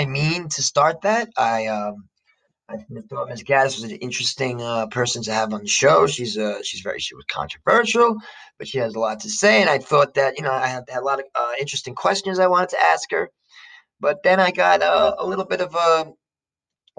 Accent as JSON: {"language": "English", "town": "Jersey City", "region": "New Jersey", "country": "United States", "said": "I'm an American from Jersey City"}